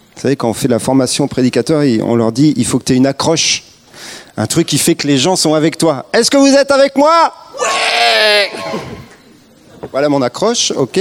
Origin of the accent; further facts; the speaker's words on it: France; on est français